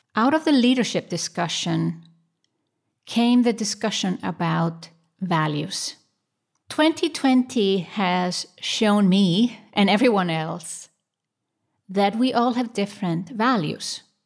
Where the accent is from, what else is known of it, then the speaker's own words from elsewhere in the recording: Switzerland; my home country, Switzerland.